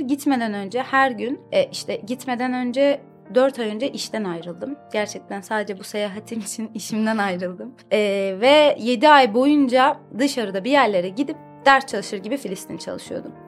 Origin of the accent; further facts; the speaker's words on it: Istanbul, Turkey; Doğuma büyüme İstanbulluyum. Aslen Vanlıyım.